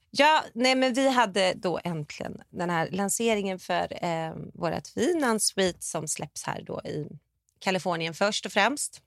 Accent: Sweden; now in California, United States; vi är svenskar

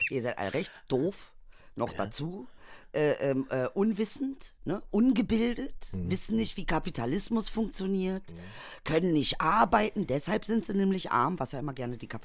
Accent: East Germany, Germany; Ich als Ostdeutscher.

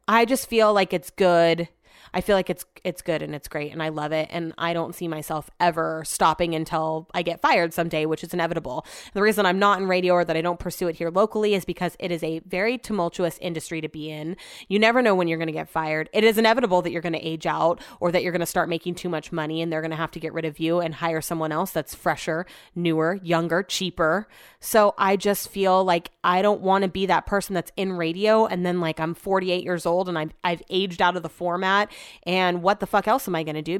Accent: Sacramento, California, United States; I grew up in Sacramento

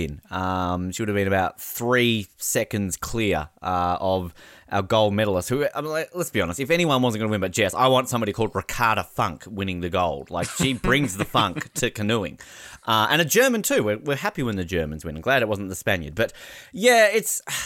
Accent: Australia; I'm so Australian

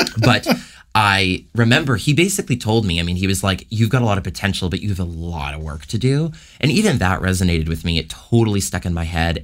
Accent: Toronto, Ontario, Canada; moved away as an adult; also born or lived in Los Angeles; born and raised in Toronto

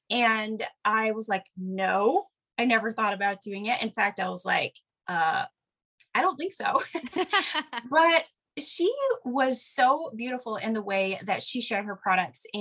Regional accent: Wisconsin, United States; moved away as an adult; now in Oregon, United States; I grew up in the Midwest, actually, so not terribly far from where you live. I grew up in Wisconsin

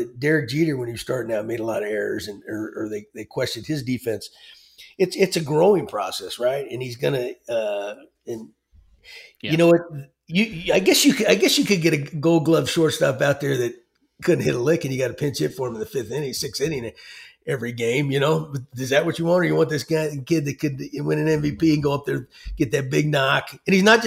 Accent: Texas, United States; growing up in Texas

